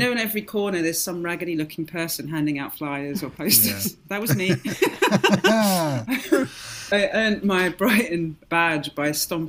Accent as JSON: {"language": "English", "country": "Ireland", "tie": "born or raised there", "said": "And, you know, growing up in Ireland a little bit, you know, all of my Irish family with all the folk"}